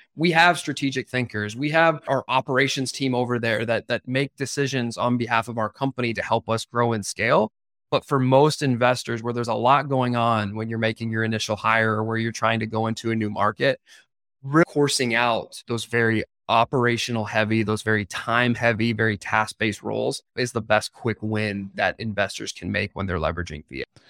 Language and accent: English; Canada; now in United States; I'm from Canada